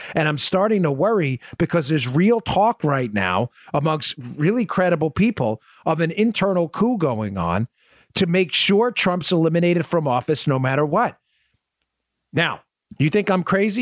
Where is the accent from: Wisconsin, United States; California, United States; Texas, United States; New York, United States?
New York, United States; New York City; I grew up in Glendale, Queens